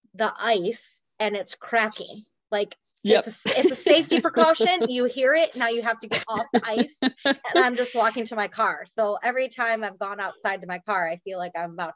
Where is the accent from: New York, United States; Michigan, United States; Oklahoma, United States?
Michigan, United States; moved away as an adult; now in Mooresville, United States; I'm originally from Michigan. I moved down here for work.